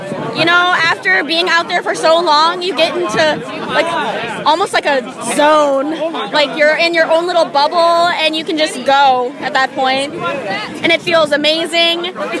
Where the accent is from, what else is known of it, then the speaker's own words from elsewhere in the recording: Waukesha, Wisconsin, United States; from Waukesha, Wisconsin. It's just west of Milwaukee.